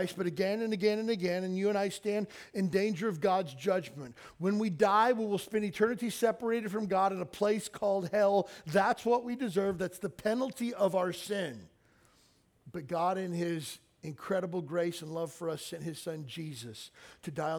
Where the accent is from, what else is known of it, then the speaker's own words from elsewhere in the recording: Kentucky, United States; I grew up in the South in Kentucky